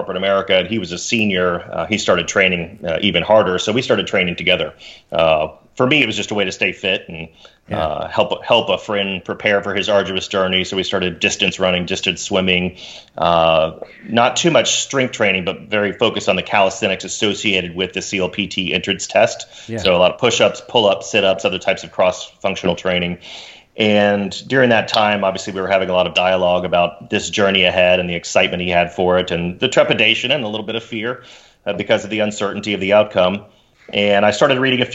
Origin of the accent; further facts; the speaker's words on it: Dallas, Texas, United States; I grew up in Dallas, Texas